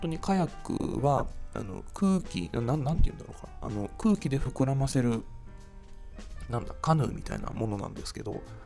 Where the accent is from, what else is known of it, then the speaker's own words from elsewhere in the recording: Ueda, Nagano, Japan; 私は上田に生まれて上田でずっと育ってきてっていう人